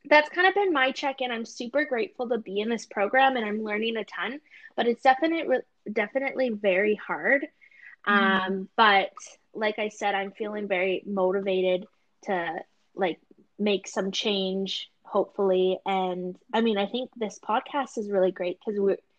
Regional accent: Sault Ste. Marie and Thunder Bay, Ontario, Canada; growing up in Sault Ste. Marie and Thunder Bay

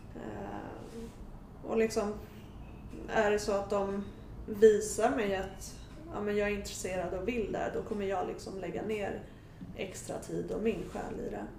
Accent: Sweden; Men jag är född och uppvuxen här i Sverige

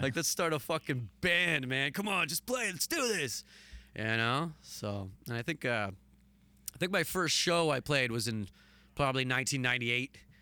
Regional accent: Hamilton, Ontario, Canada; I'm still in the same place

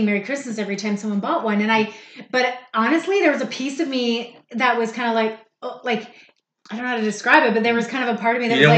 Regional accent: Canada; as a Canadian and growing up here

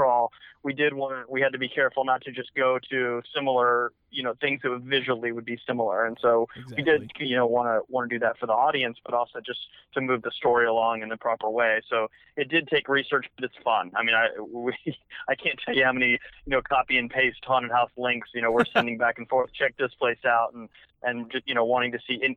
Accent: Dallas, Texas, United States; we're both from Dallas, and we grew up going to a lot of these haunted houses in that area

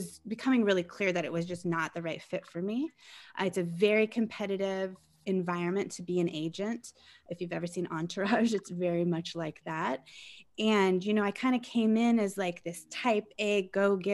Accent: Colorado, United States; I grew up in Colorado, and I, after going to university there

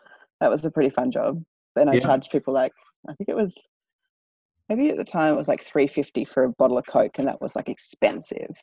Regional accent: Maryborough, Australia; it was a country town. I grew up in Maryborough

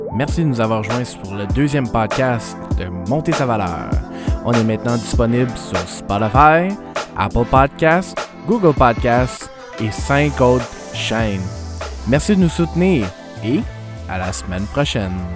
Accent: Canada; moved away; Moi, je viens d'Ottawa-Gatineau. Quand je suis déménagé ici

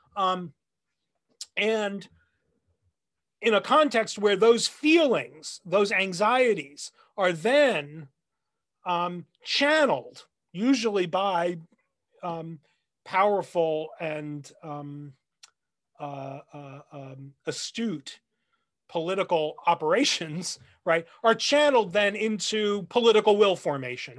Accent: New Jersey, United States; now in Nashville, United States; I grew up in the Northeast, uh, around New York, in New Jersey.

